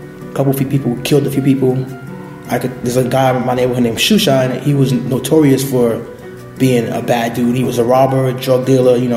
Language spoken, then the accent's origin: English; New York City, New York, United States; So I was born and raised in Brooklyn, in the Bushwick, East New York section of Brooklyn.